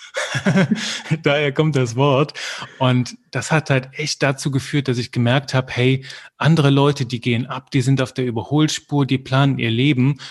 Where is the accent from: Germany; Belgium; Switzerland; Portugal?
Belgium; ich komme aus Belgien und da kriegst du halt Französisch mit in die Wiege gelegt